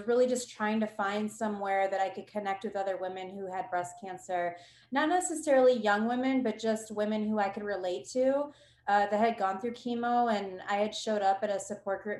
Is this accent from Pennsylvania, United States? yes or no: no; Ohio, United States; now in New Braunfels, United States; I'm from Ohio originally. I do live in New Braunfels, Texas now.